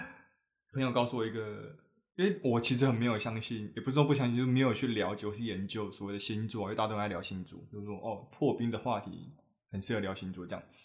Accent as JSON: {"language": "Chinese", "region": "New Taipei", "country": "Taiwan", "said": "我是新北人"}